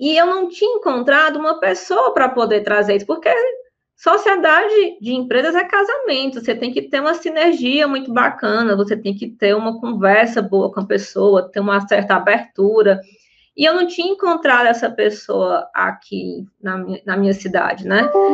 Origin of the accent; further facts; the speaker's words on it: Fortaleza, Ceará, Brazil; sou de Fortaleza